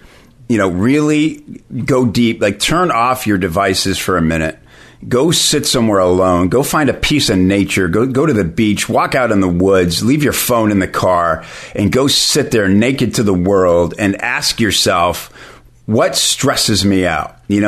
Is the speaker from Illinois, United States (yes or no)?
yes; Chicago, Illinois, United States; I said, "You know, I'm from Chicago. What were you doing there?"